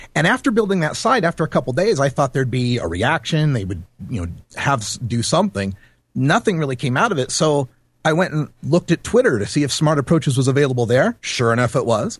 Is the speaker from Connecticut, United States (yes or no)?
no; Idaho, United States; I grew up in Idaho, and I kind of understand the Intermountain West mentality